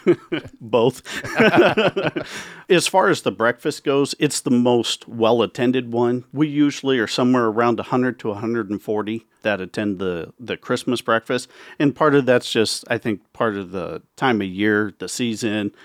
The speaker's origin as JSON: {"language": "English", "town": "Carter Lake", "region": "Iowa", "country": "United States", "tie": "born or raised there", "also_born_or_lived": "Council Bluffs, Iowa", "said": "I grew up in Carter Lake. I moved to Count's Bluffs when I bought my first home"}